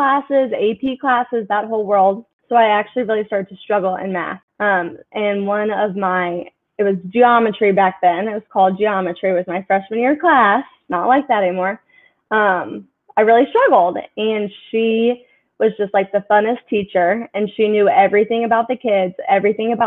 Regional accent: Greensboro, North Carolina, United States; growing up in Greensboro, I went to a small private school for K through 8

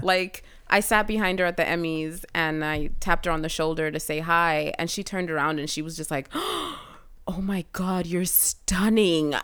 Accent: Kenya; now in United States

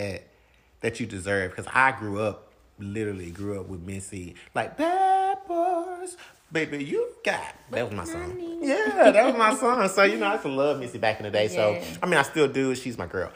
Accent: Arkansas, United States; we're from Arkansas, so it's small.

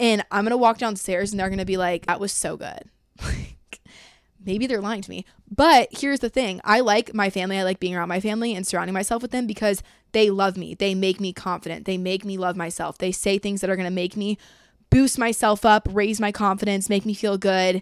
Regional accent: Georgia, United States; I'm from Georgia

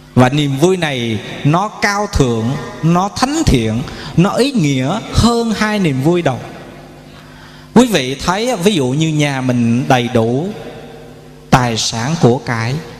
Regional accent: Quy Nhon, Binh Dinh, Vietnam; ở tại quê hương chúng tôi, thành phố Quy Nhơn, tỉnh Bình Định

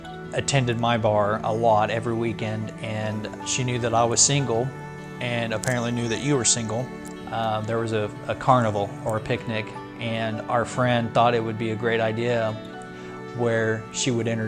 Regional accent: Stockton, United States; my hometown where I grew up in Stockton.

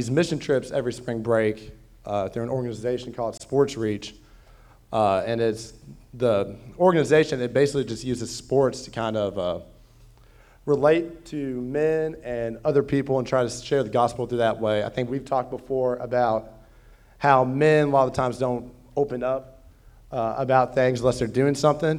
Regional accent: LaGrange, United States; I was raised in a Christian home. I'm from LaGrange, so not too far from here

